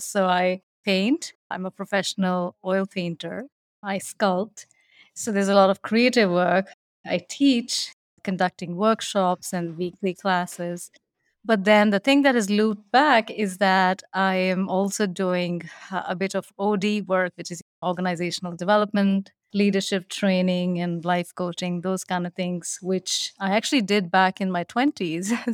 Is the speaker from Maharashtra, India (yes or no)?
no; New Delhi, Delhi, India; moved away as an adult; also born or lived in Shimla, Himachal Pradesh, India; now in Edina, United States; I was born in New Delhi in India where I ended up staying in a small town, which was the British capital called Simla